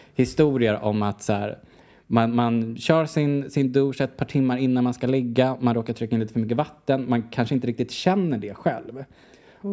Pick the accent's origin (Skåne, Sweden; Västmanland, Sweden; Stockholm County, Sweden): Stockholm County, Sweden; Huddinge; moved away as an adult; also born or lived in Amsterdam, Netherlands / Brussels, Belgium; Vi kom ju från Huddinge, jag och Nicky